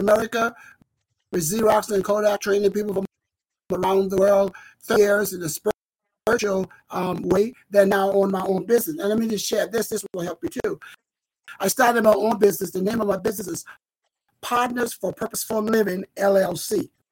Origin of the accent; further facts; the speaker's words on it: South Carolina, United States; moved away as an adult; I relocated mm-hmm. back to beautiful, beautiful South Carolina where I was born